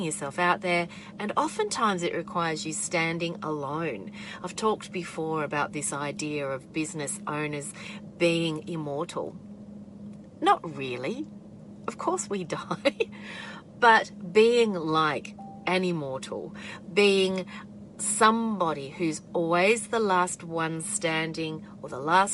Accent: Australia

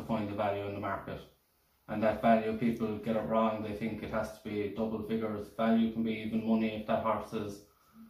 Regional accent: Killarney, Munster, Ireland; I'm from Killarney

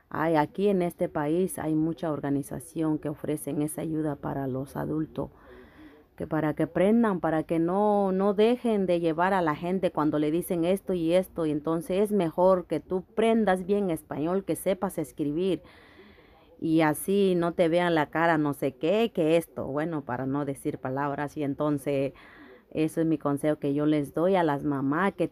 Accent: Guerrero, Mexico; now in New York, United States; Ah, yo soy de México, estado de Guerrero. Ah, pues eh, me motivó estudiar aquí, eh, estoy aquí en Nueva York Ah, en México yo no tuve la oportunidad de hacerlo

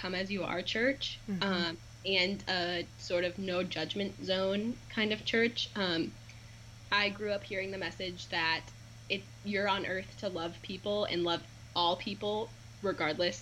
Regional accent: West Des Moines, Iowa, United States; I'm from West Des Moines, Iowa

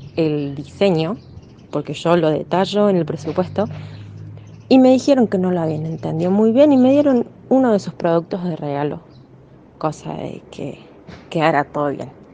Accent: Argentina; yo soy de Argentina

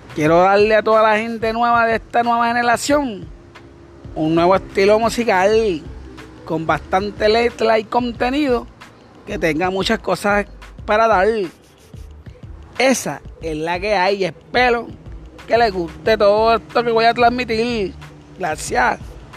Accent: Cartagena, Bolívar, Colombia; Yo soy de Cartagena, pero mis raíces son cubanas

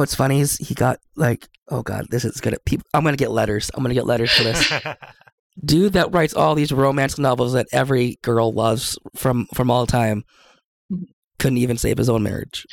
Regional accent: Seattle, Washington, United States; now in Idaho, United States; I'm from Seattle growing up

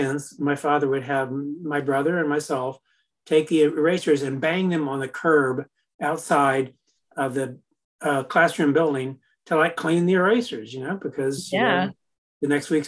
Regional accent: Memphis, Tennessee, United States; I'm from Memphis, Tennessee

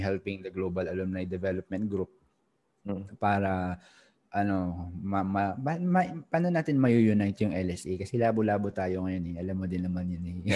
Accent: Philippines; moved away as an adult; now in Singapore; as a Filipino also na nasa Singapore 2007 may company na ako

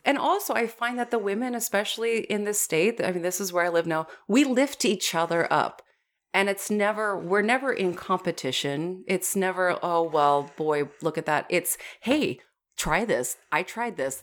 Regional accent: Washington, United States; moved away; my home state of Washington

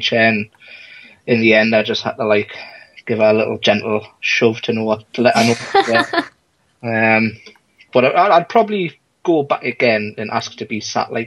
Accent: United Kingdom; being British

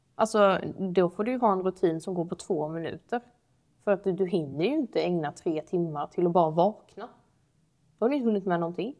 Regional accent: Sweden; Vi är väldigt sällan svenskar som pratar på det sättet

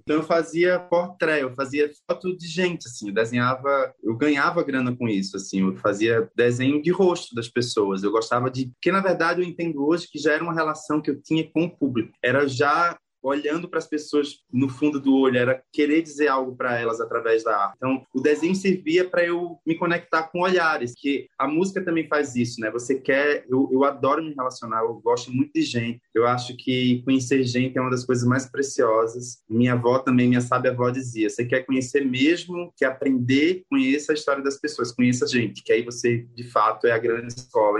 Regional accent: Condado, Pernambuco, Brazil; moved away as an adult; now in São Paulo, Brazil; eu fui atravessado por andar nas ruas de Condado, por ver as manifestações de cavalo marinho, por ver o maracatu, é, ouvir as cirandas

